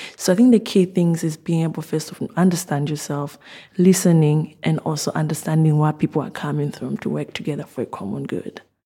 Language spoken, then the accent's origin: English; Zambia; moved away as an adult; now in Oxford, United Kingdom; I'm originally from Zambia